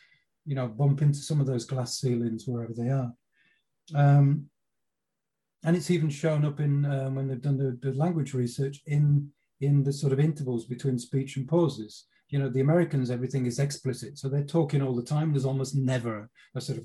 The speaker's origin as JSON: {"language": "English", "region": "England", "country": "United Kingdom", "moved": "as an adult", "lives_now": "Norway", "said": "as a Brit"}